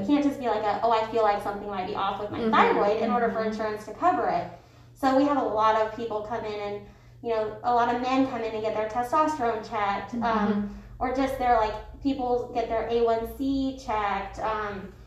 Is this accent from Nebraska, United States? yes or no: yes; Nebraska, United States; moved away as an adult; also born or lived in Lincoln, Nebraska; now in Wichita, United States; I was actually born and raised in Nebraska, so just north of here